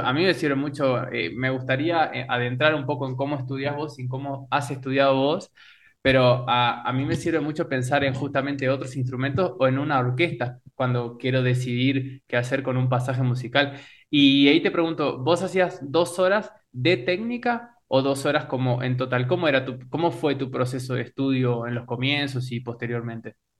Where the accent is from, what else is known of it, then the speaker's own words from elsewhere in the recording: Uruguay; moved away; also born or lived in Oberá, Argentina / Buenos Aires, Argentina; como persona nací en Uruguay y como músico en Oberá